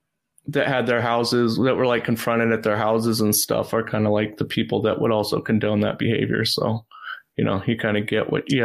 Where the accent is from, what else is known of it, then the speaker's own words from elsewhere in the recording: California, United States; I came from California where you're not allowed to have anything.